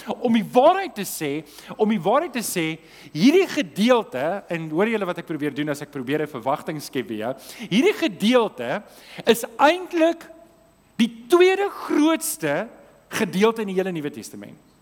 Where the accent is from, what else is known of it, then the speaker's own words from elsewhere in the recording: Transvaal, South Africa; ek kom van die Transvaal af